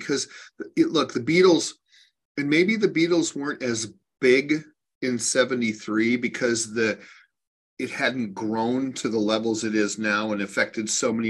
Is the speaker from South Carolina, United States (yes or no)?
no; Minneapolis, Minnesota, United States; When I was a kid growing up in Minneapolis